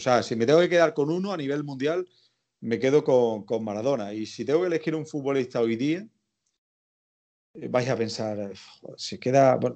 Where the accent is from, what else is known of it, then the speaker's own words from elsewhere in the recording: El Viso del Alcor, Andalusia, Spain; accent: Andalusian; tenía 16 años y la emisora local de mi pueblo, del Viso de Alcor en Sevilla, me quedaba al lado de casa